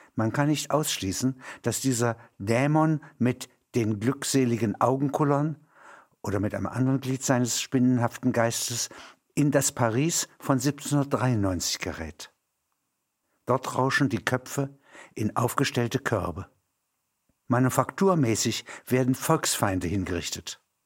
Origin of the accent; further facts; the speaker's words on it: Halberstadt, Saxony-Anhalt, Germany; In meiner Heimatstadt Halberstadt